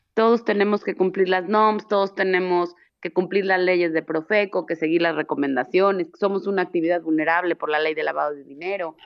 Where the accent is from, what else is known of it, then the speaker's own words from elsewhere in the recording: Mexico; somos los mismos mexicanos